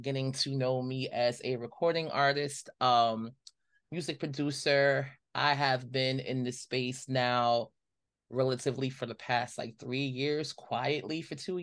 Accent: New York City, New York, United States; growing up in Brooklyn

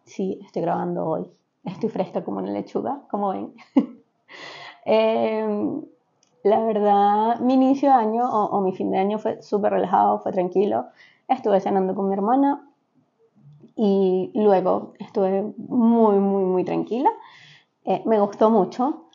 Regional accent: Venezuela; moved away; como venezolanos, en Venezuela se estila mucho

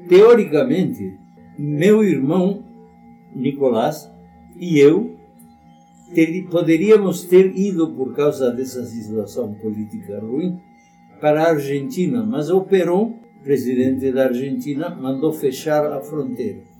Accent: Asunción, Paraguay; moved away; Nasci no Paraguai, como ele falou agora. Capital? Em Assunção.

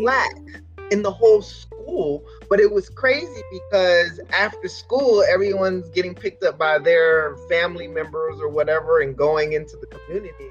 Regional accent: Camden, New Jersey, United States; that is where i was born and raised

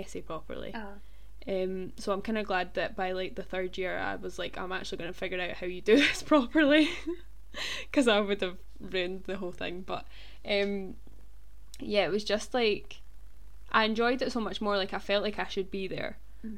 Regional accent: Stirling, Scotland, United Kingdom; we're from Stirling, kind

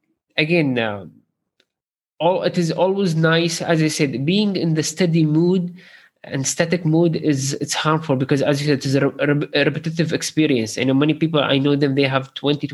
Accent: Sharjah, United Arab Emirates; I'm from Sharjah

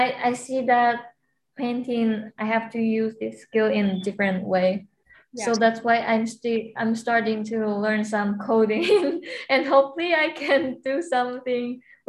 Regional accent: Taiwan; moved away as an adult; now in Hawaii, United States; So I'm from Taiwan

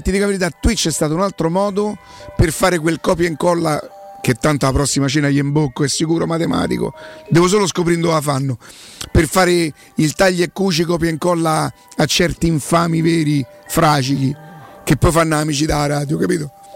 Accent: Rome, Lazio, Italy; Io sono di Roma, mica che vengo da un'altra parte e mi devo adattare

